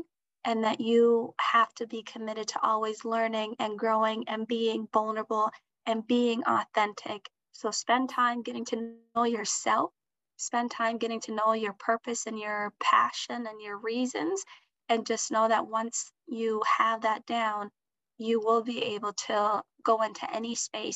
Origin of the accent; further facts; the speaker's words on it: Minnesota, United States; English is a second language; also born or lived in Mogadishu, Somalia; we have found that new home to be Minnesota, where I learned English, went through the public school education system